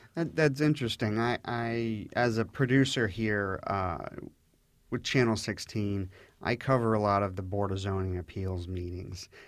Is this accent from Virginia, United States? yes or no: yes; Orange Hunt area, near Huntsman Reservoir, Virginia, United States; I grew up in the Orange Hunt area, um, very close to the Huntsman Reservoir